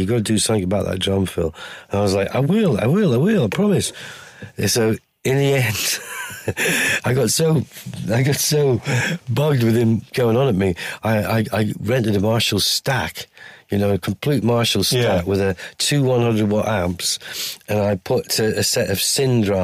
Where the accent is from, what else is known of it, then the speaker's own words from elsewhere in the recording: Durham, North East England, United Kingdom; I'm from Durham